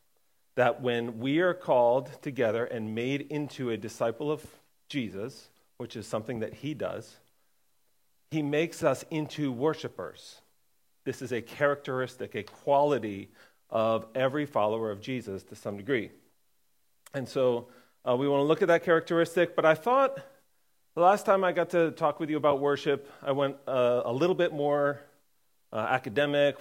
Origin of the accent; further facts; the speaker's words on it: Connecticut, United States; I was born in Connecticut